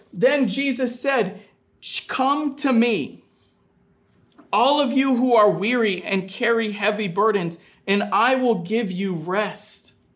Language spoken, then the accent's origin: English; Maine, United States; Growing up in Maine